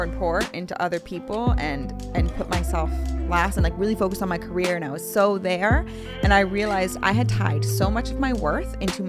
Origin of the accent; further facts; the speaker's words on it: New York, United States; New York.